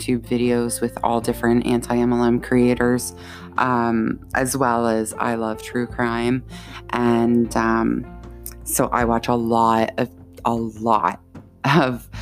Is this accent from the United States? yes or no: no; Canada; also born or lived in Ontario (lives near Toronto); I'm Canadian. I live in Ontario